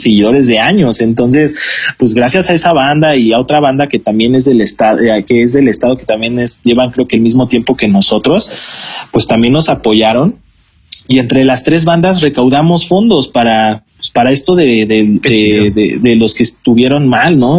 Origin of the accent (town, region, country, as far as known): Mexico